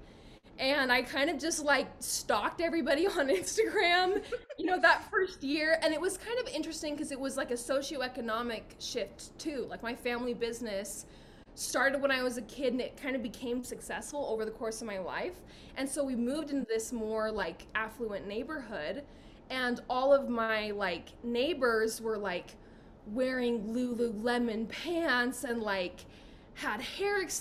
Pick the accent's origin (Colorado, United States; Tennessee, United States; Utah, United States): Utah, United States; I'm from Utah